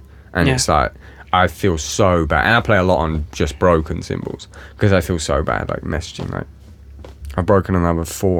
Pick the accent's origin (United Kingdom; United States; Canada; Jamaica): United Kingdom; England; I'm English